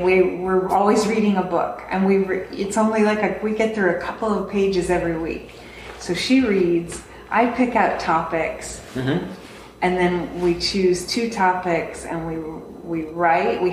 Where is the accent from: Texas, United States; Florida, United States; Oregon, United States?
Texas, United States; Austin; I'm from Austin.